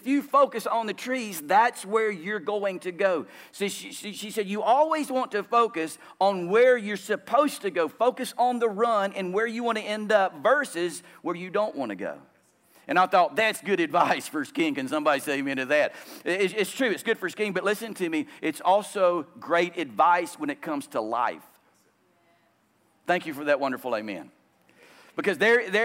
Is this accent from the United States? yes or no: yes; Louisiana, United States; moved away as an adult; also born or lived in Romania; I grew up in Louisiana